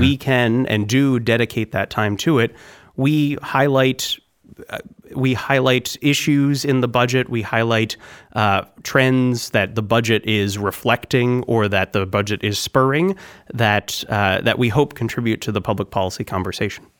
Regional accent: Concord, New Hampshire, United States; also born or lived in Wisconsin; I'm from New Hampshire. I was born in Concord and I grew up in New Hampshire

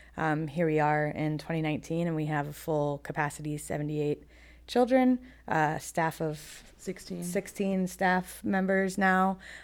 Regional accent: Gainesville, Florida, United States; I'm born and raised in Gainesville. This is my first venture outside of Gainesville.

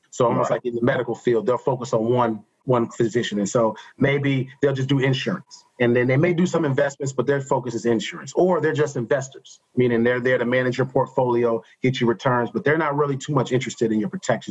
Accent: Englewood, New Jersey, United States; moved away as an adult; also born or lived in Atlanta, Georgia / Chicago, Illinois; I'm originally from Englewood, New Jersey, just outside of New York City.

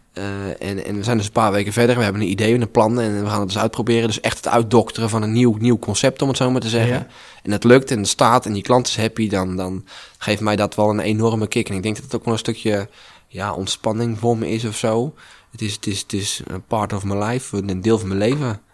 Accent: Asperen, Gelderland, Netherlands; Dus ik ben mee, mee verhuisd naar Asperen. Mijn, mijn geboorteplaats ook, mijn woonplaats

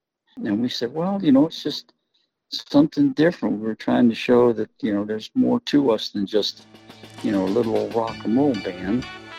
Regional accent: Ohio, United States; You know, he's from the West Coast. We're from Ohio.

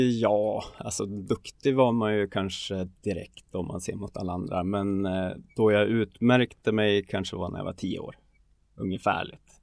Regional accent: Tärnaby, Västerbotten County, Sweden; omkring, jag är uppväxt i Tärnaby, det är kulturen och det är inget konstigt att, eh, att folk tänker så eller säger så.

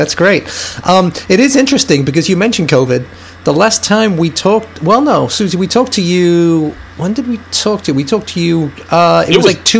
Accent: England, United Kingdom; being English

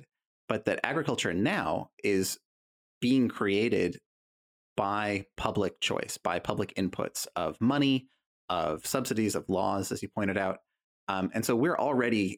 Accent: California, United States; moved away; I'm from California originally

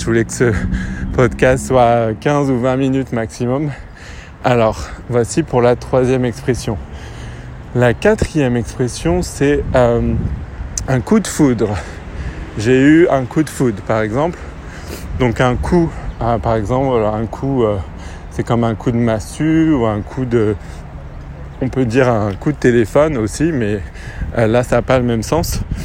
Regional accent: France; accent: French; j'ai un accent français

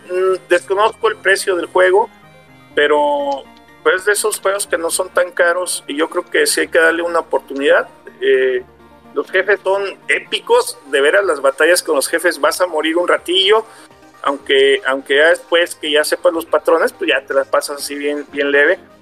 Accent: Mexico; como mexicanos

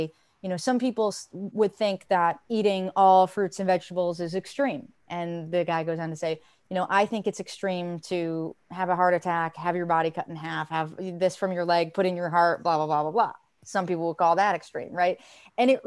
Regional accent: United States; I'm American too

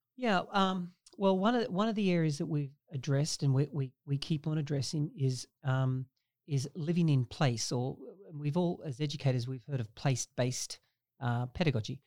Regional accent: Australia; now in Canada; I grew up in Australia

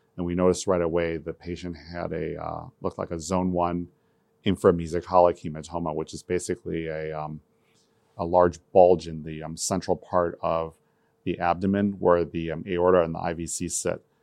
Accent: Michigan, United States; also born or lived in Taiwan; I grew up in Michigan, um, I immigrated to the United States in nineteen seventy-nine from the island of Taiwan

